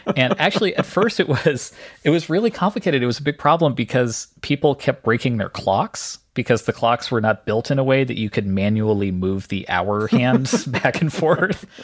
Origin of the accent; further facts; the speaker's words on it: Canada; I grew up in Canada.